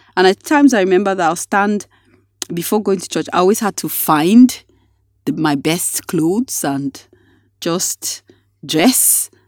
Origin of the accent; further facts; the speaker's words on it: Nigeria; being a Nigerian